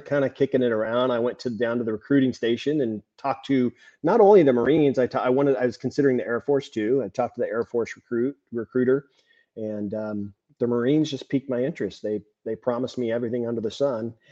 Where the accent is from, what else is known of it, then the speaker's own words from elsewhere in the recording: California, United States; I'm from California